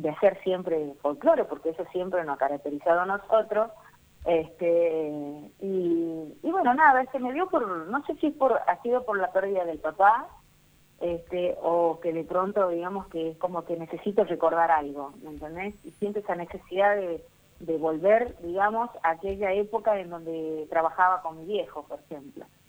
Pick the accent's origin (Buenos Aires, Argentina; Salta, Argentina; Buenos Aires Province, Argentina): Salta, Argentina; Rosario de la Frontera; acá, en, Rosario de la Frontera, en mi pueblo, y ahí, me bautizaron, digamos, a temprana edad